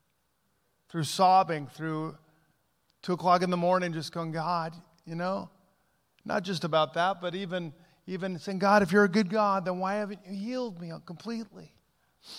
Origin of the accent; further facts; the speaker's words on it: Southern California, United States; moved away; also born or lived in Pacific Northwest; I grew up in Southern California, then moved to the Northwest.